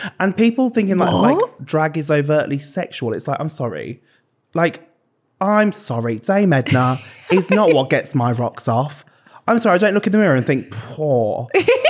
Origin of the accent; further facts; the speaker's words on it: Birmingham, West Midlands, United Kingdom; I'm from Birmingham, though. I love it.